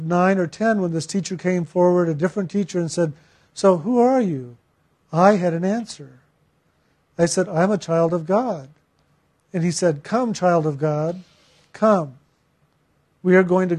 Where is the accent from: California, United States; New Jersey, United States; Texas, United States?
Texas, United States; San Antonio; I was born in San Antonio